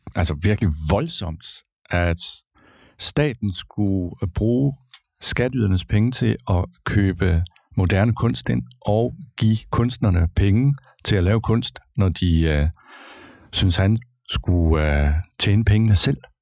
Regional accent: Kolding, Southern Denmark, Denmark; Jeg er født og opvokset i Kolding

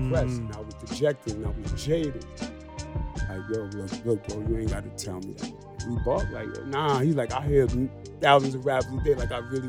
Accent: New York City, New York, United States; I was born and raised in Canarsie.

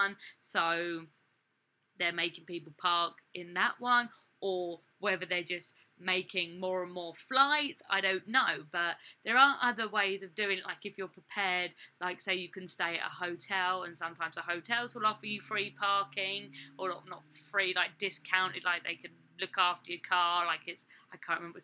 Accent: England, United Kingdom; born or raised there; moved away as an adult; now in United States

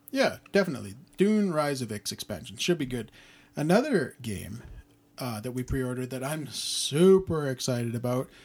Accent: Canada; being Canadian

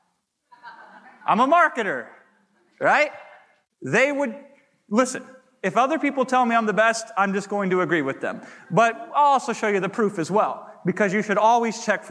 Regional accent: Iowa, United States; a small town Iowa boy

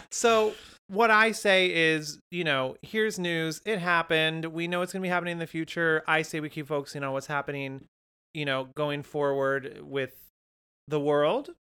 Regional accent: Windsor, California, United States; My hometown of Windsor, California is certainly not dead.

